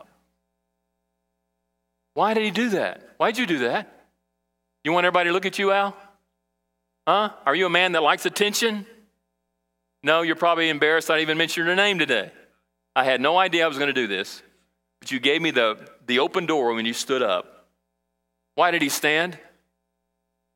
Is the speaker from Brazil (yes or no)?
yes; Brazil; now in United States; when I was a kid in Brazil and I grew up in South America